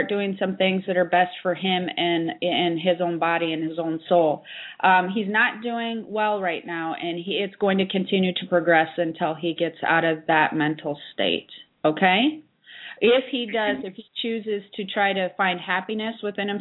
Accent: United States; I'm actually from near there

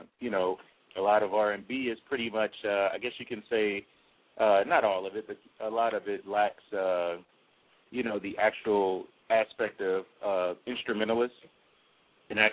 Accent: New Orleans, Louisiana, United States; I'm from New Orleans

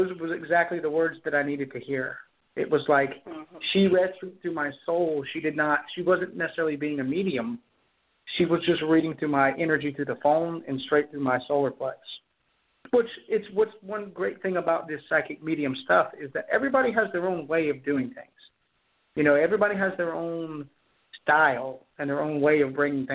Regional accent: Charleston, South Carolina, United States; I am from Charleston, South Carolina

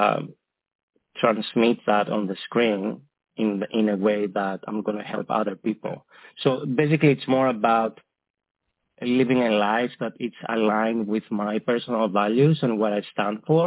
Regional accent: Greece; moved away; back in Greece, my homeland, where I'm from

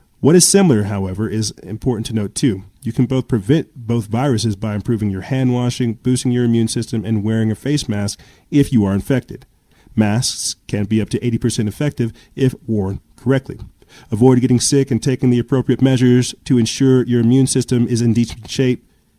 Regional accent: United States; you know, I'm American.

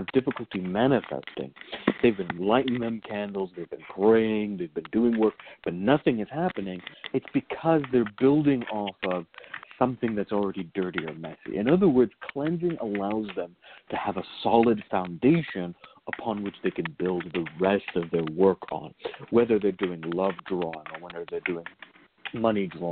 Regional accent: Virginia, United States; growing up in Virginia

